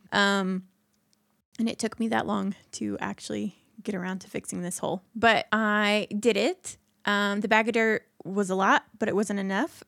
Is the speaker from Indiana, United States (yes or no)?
yes; Indiana, United States; I'm from Indiana